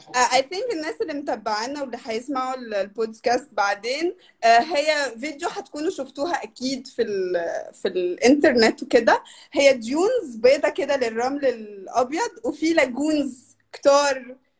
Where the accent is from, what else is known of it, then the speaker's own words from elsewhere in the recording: Brazil; هي أكبر بلد في في أمريكا اللاتينية وخامس أكبر بلد في العالم واحنا تقريبا 200 مليون نسمة